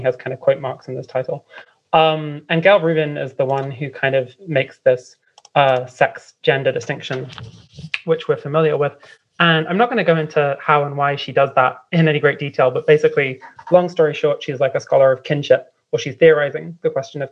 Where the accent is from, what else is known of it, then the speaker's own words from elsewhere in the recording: London, United Kingdom; moved away as an adult; now in Vienna, Austria; I'm from London